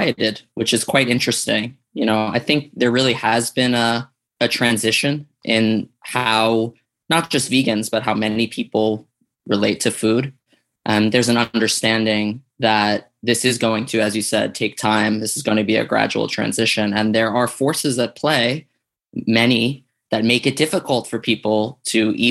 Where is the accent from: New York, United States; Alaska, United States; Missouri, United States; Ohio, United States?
New York, United States; New York City; I grew up in Staten Island, New York